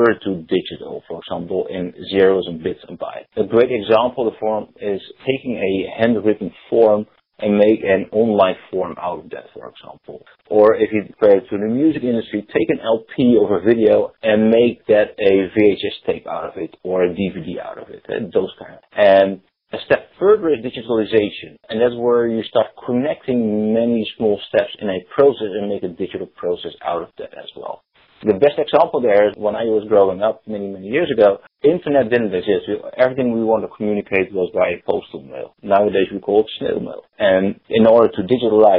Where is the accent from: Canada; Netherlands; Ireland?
Netherlands; accent: Dutch; English is a second language; moved away as an adult; now in United States; I still have a slight Dutch accent. Born and raised in the Netherlands many, many years ago, living in the US for 11 years.